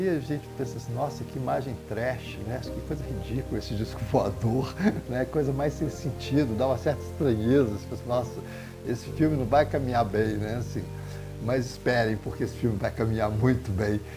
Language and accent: Portuguese; Southeast, Brazil; Eu sou do Sudeste